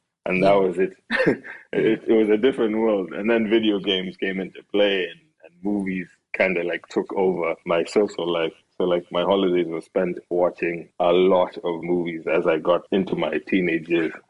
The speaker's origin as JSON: {"language": "English", "country": "Uganda", "tie": "born or raised there", "also_born_or_lived": "Kenya", "said": "Yeah, I was born in Kenya. And we actually moved to Uganda in the early 90s. I'm half Ugandan, half Kenyan."}